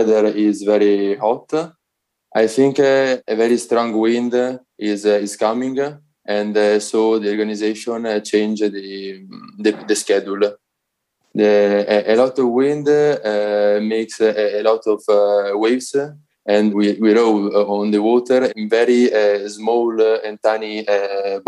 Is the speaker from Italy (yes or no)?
yes; Italy; English is a second language; I'm a rower, and I'm from Italy.